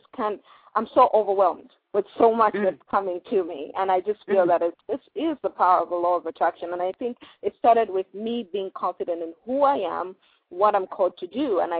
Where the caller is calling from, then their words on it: Columbus, Ohio, United States; Columbus, Ohio.